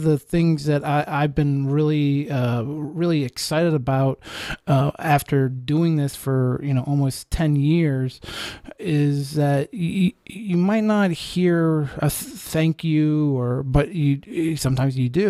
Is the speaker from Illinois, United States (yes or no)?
no; Pennsylvania, United States; now in Ohio, United States; I'm from Pennsylvania